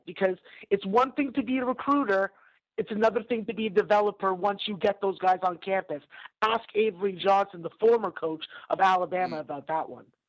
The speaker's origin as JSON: {"language": "English", "town": "Toronto", "region": "Ontario", "country": "Canada", "said": "I'm a Canadian from Toronto"}